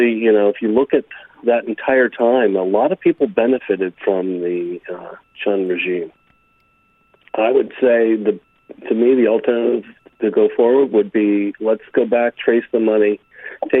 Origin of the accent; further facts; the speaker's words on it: United States; being an American